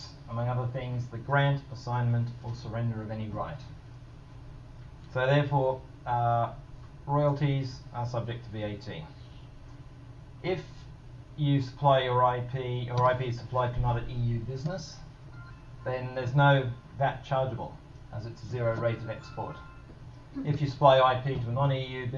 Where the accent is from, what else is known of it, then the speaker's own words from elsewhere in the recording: Australia; moved away; Australia, my home country